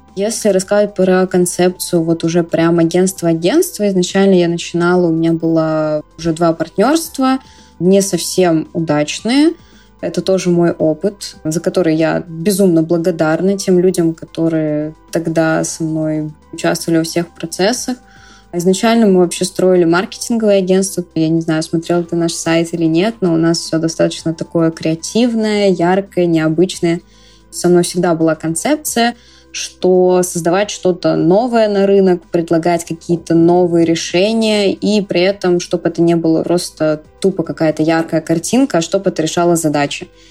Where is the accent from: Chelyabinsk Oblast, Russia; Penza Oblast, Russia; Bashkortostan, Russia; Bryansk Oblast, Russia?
Bryansk Oblast, Russia; Bryansk; moved away as an adult; now in Moscow, Russia; Сама я два года уже живу в Москве. Родилась в Брянске